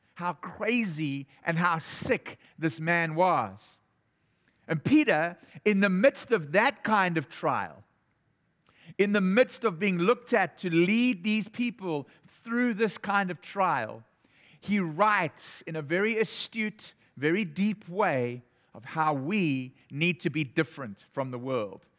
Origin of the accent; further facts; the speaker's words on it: South Africa; moved away; I was from South Africa